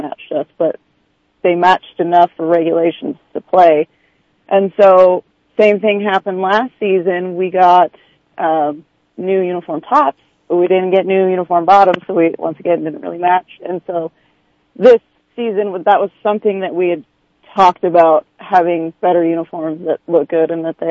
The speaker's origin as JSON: {"language": "English", "region": "Montana", "country": "United States", "moved": "yes", "lives_now": "San Francisco, United States", "said": "I'm from Montana."}